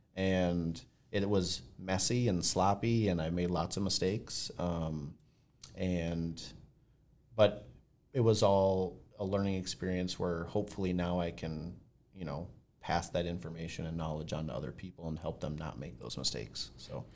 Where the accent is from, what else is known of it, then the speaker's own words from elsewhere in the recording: Blaine, United States; we're from Blaine